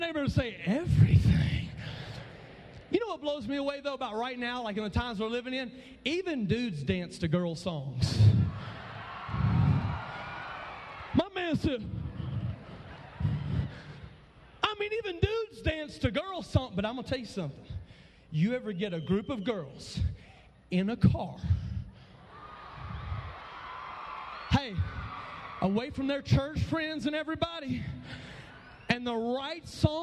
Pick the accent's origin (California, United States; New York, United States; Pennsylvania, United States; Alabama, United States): Alabama, United States; I come from way down south to be with y'all here in Colorado. I come from Sweet Home.